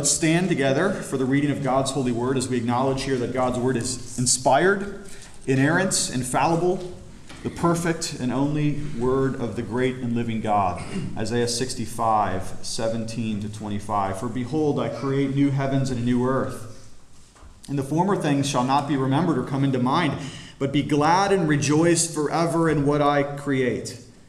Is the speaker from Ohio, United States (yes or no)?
yes; Cuyahoga Falls, Ohio, United States; also born or lived in Florida; now in Pennsylvania, United States; I'm from Ohio. I was born there. I love it. It's my hometown, Cuyahoga Falls.